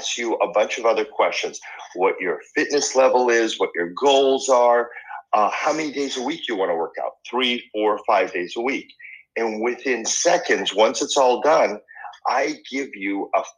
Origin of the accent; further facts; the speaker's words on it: Boston, Massachusetts, United States; first language Spanish; English is a second language; moved away as an adult; also born or lived in Argentina; now in Los Angeles, United States; I grew up in Boston